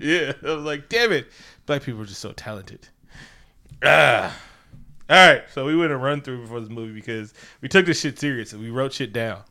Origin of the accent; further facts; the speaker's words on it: Oakland, California, United States; I'm from the East